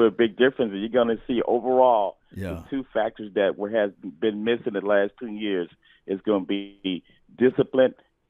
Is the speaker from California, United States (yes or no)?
yes; Stockton, California, United States; I'm from Cali. Uh-huh. I'm from Stockton.